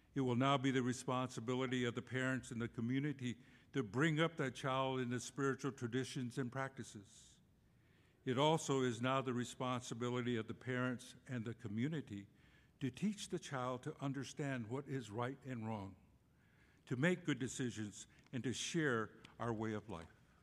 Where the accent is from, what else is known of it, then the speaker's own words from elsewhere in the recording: Cochiti Pueblo, New Mexico, United States; moved away; I was born and raised on the Cochiti Pueblo Indian Reservation in New Mexico